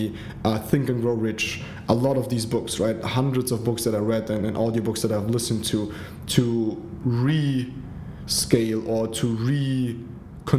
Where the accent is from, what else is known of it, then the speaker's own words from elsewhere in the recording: Germany; also born or lived in Africa; my mom went back to Germany with my little sister and me. I grew up in Germany, humble beginning